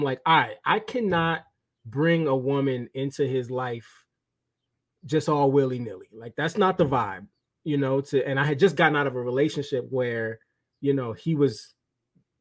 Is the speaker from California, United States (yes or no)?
no; New York City, New York, United States; I'm from Brooklyn, born and raised.